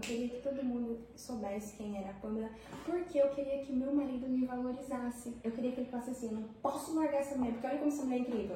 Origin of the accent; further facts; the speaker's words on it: Pimenta Bueno, Rondônia, Brazil; Nascida e criada aqui na cidade de Pimenta Bueno